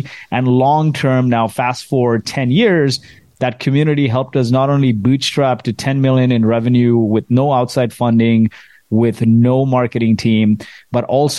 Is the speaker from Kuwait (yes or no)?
yes; Kuwait; So I grew up in Kuwait in the Middle East, and my parents are from India, grew up in the slums of Mumbai.